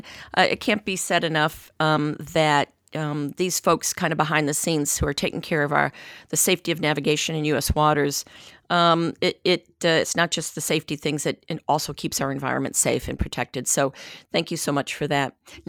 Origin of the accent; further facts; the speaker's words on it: Middle Bass Island, Ohio, United States; also born or lived in Chicago; I'm from the islands in Lake Erie, and I'm from Middle Bass Island